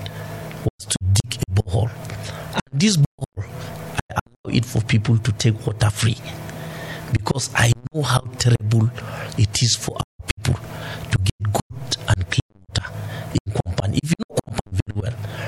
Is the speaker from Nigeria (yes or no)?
yes; Namu, Plateau, Nigeria; I'm from Namu